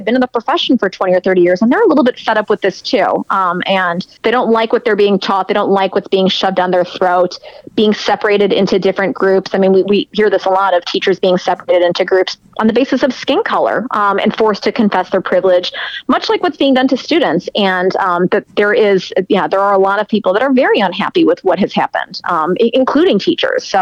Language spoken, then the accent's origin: English; Chicago, Illinois, United States; moved away; I'm from Chicago originally